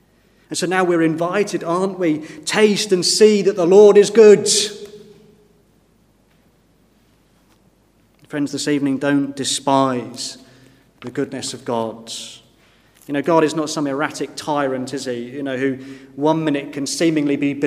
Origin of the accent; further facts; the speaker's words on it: Woking, South East England, United Kingdom; when I grew up in Woking